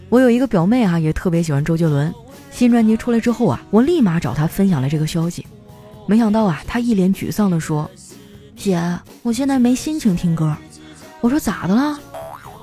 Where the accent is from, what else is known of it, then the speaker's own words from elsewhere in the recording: Qitaihe, Heilongjiang, China; moved away; 我老家七台河也没有疫情啊